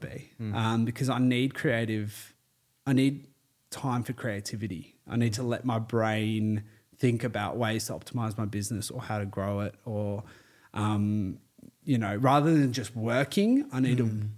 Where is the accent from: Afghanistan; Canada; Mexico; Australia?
Australia; Terrey Hills, New South Wales; I used to live in Terry Hills. I grew up there